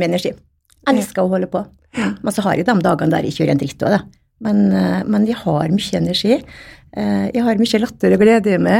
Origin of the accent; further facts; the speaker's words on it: Stavika, Møre og Romsdal, Norway; Jeg vokste opp eh, i Stavika. Eh, eller Mamma er fra Stavika, og pappa er fra Vigå. Så vokste opp i Stavika i, i mange år